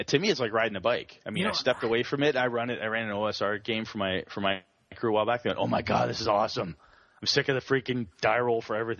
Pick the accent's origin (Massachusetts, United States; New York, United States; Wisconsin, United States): Wisconsin, United States; Wausau; my hometown of Wausau, there's the high school I went to has a game club